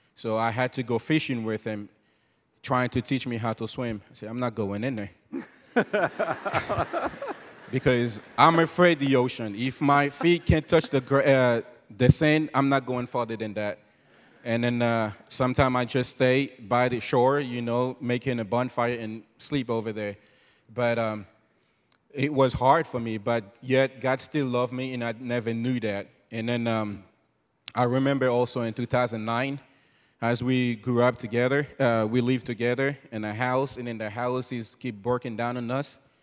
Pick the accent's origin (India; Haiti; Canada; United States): Haiti; moved away; also born or lived in Cabaret; born and raised in Haiti.